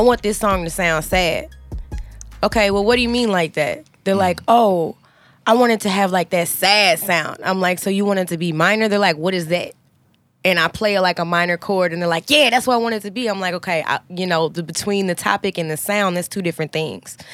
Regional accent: St. Peters, Missouri, United States; also born or lived in North St. Louis; born and raised North City church life. Like, I'm from St. Peter's

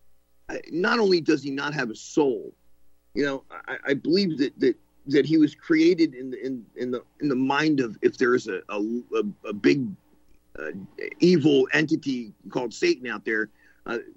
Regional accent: United States; as an American

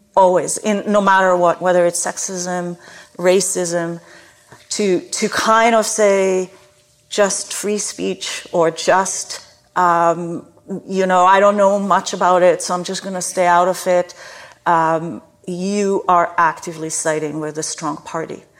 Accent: Israel; moved away as an adult; now in Canada; I grew up in Israel where there are four different climates in a tiny little country

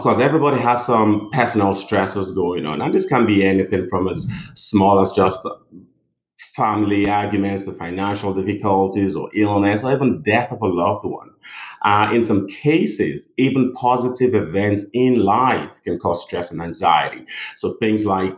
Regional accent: Nigeria; moved away as an adult; also born or lived in England; now in United States; I'm originally from Nigeria. Did my medical school in Nigeria and moved down to England in 2004

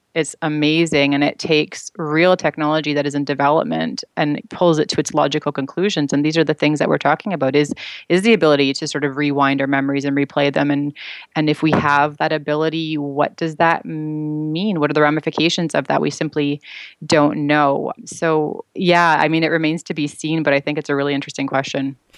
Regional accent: Vancouver, British Columbia, Canada; now in Toronto, Canada; I'm actually from Vancouver. I now live in Toronto

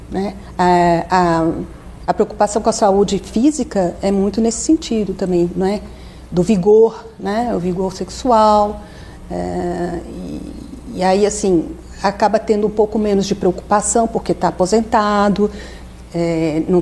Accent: São Paulo, Brazil; voltei aqui para São Paulo, sou paulistana

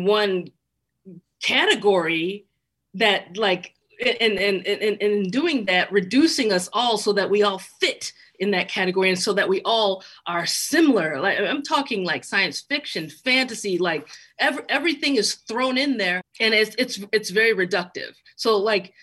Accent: Chicago, Illinois, United States; born or raised there

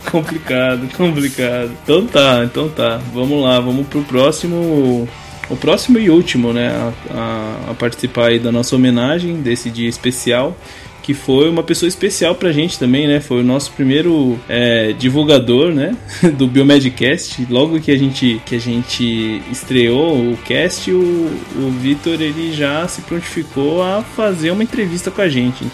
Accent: interior of São Paulo, Brazil; Eu conheço, conheço o interior de São Paulo, que eu sou de lá também

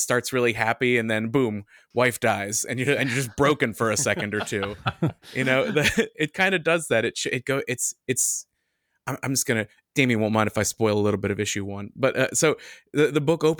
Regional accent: United States; as an American.

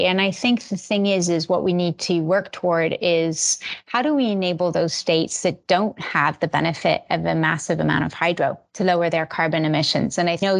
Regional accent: Switzerland; born there; also born or lived in Finland / Belgium / Italy; I was born in Switzerland and then bumped around Europe for ages. So I've lived in Finland, Belgium, Switzerland, and Italy.

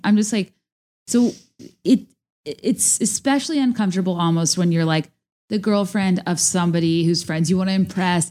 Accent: Virginia, United States; also born or lived in San Diego, California; I was born in San Diego, so I looked at the high school I like would have gone to if my family had never moved to Virginia

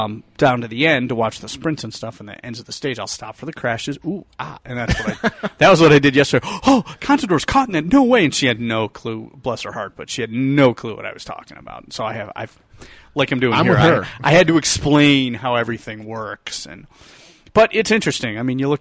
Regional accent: Detroit, Michigan, United States; I was raised in Detroit. We're all sports nuts.

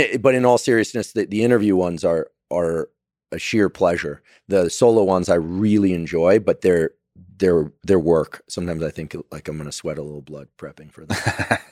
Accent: Silicon Valley, California, United States; it was happening in my hometown, right? Theranos was right up the road.

